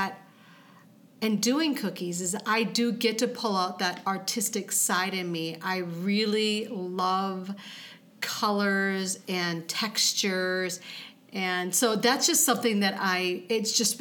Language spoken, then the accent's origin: English; Iowa, United States; moved away as an adult; also born or lived in Mankato, Minnesota; now in Rochester, United States; I grew up in Iowa and went to Mankato State.